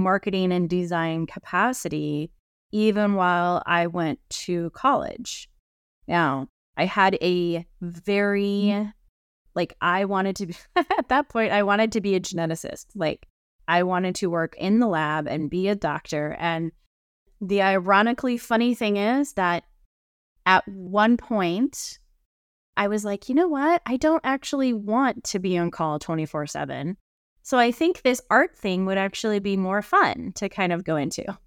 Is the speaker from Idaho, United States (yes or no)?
yes; Idaho, United States; I grew up here in Idaho in the mountains